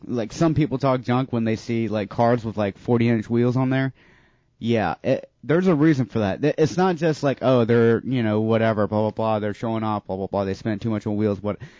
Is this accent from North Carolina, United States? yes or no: yes; North Carolina, United States; now in Florida, United States; So I grew up in North Carolina